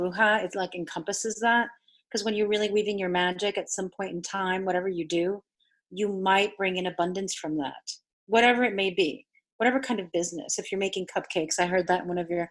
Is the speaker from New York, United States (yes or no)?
yes; New York, United States; first language Spanish; English is a second language; also born or lived in Argentina; I'm South American from Argentina and from New York. But meaning that I'm from New York, that means I've been exposed to Cuban culture.